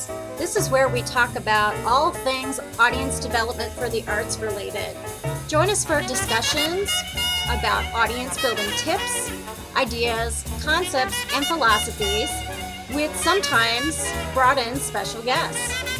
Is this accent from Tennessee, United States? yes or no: no; Longmont, Colorado, United States; now I'm in my hometown, Longmont, Colorado, at the Longmont Library